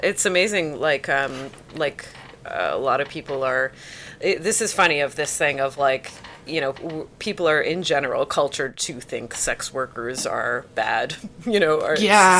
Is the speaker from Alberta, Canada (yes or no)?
no; Toronto, Ontario, Canada; a person that, you know, is born and raised here in Toronto in an English-speaking place?